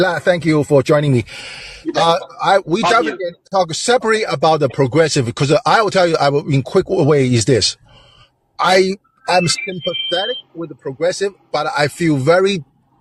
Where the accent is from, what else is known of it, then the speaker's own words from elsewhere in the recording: China; moved away; I'm from China